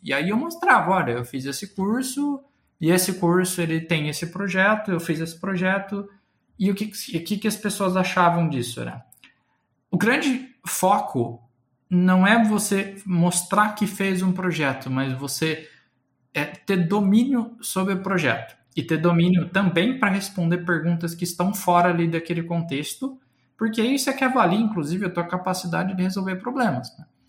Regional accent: Guaíra, São Paulo, Brazil; moved away as an adult; also born or lived in Ribeirão Preto / Uberlândia / Campinas; eu nasci numa cidadezinha do interior de São Paulo chamada Guaíra. Eu estudei em Ribeirão Preto

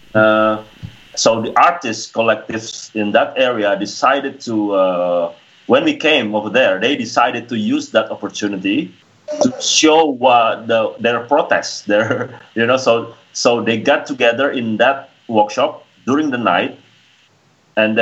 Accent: Sulawesi, Indonesia; it was in Sulawesi, my hometown, in an area called Sigi

